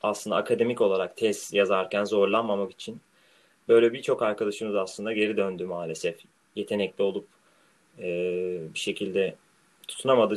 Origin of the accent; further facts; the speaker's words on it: Marmaris, Muğla, Turkey; now in Rotterdam, Netherlands; benim büyüdüğüm yer olan Marmaris